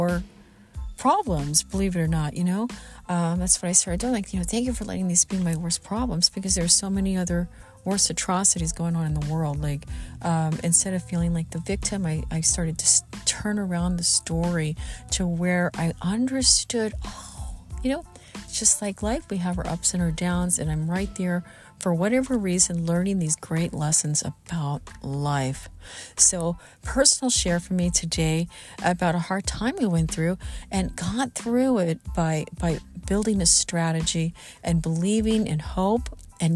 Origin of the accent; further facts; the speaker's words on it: Southern Missouri, United States; moved away; also born or lived in Los Angeles; I'm from Southern Missouri. I grew up in the Midwest, in Southern Missouri